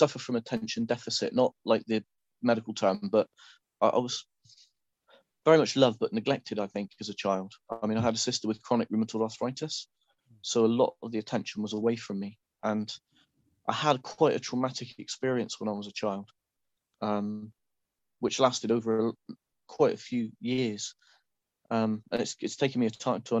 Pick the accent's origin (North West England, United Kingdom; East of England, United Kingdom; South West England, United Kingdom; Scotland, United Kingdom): South West England, United Kingdom; Saltash; now in Wales, United Kingdom; I grew up in a very small town called Saltash in Cornwall